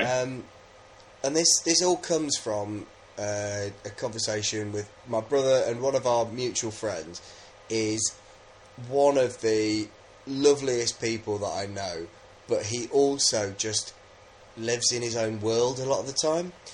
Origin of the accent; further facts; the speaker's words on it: England, United Kingdom; I'm just English